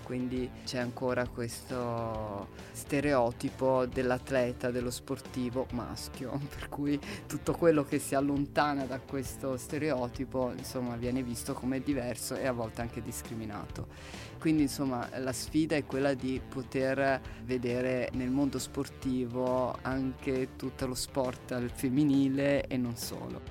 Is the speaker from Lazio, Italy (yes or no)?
no; Livorno, Tuscany, Italy; io vengo dal Livorno, c'è una tradizione della pallacanestro, c'erano due squadre quando ero giovane